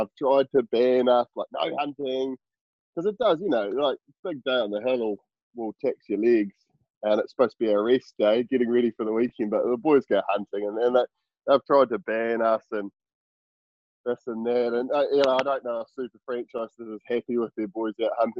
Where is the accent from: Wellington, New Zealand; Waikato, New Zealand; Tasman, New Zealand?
Tasman, New Zealand; Murchison; I grew up in Murchison, little sort of at the top of the West Coast in South Island